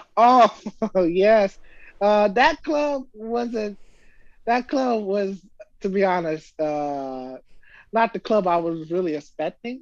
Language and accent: English; Florida, United States; I'm from Florida.